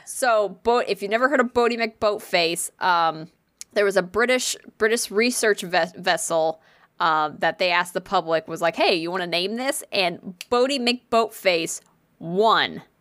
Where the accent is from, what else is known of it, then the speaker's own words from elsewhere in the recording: Connecticut, United States; I'm from Connecticut